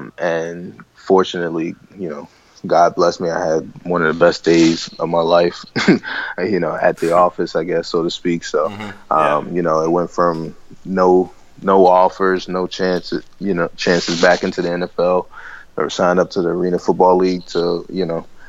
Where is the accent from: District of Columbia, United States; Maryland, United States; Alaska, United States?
Maryland, United States; Baltimore; born or raised there